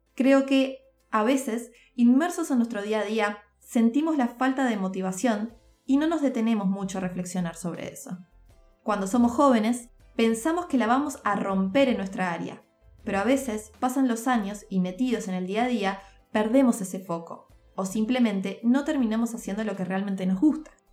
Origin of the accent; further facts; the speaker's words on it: Montevideo, Uruguay; also born or lived in Turin, Italy; nací en Montevideo, Uruguay